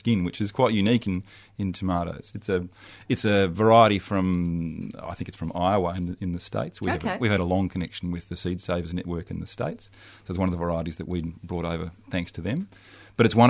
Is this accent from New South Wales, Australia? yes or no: no; Melbourne, Victoria, Australia; I grew up in Melbourne, grew up in the eastern suburbs of Melbourne.